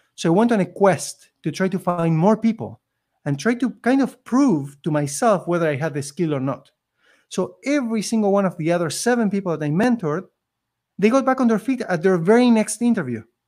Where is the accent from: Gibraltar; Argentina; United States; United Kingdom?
Argentina; English is a second language; moved away as an adult; now in Canada; I came from Argentina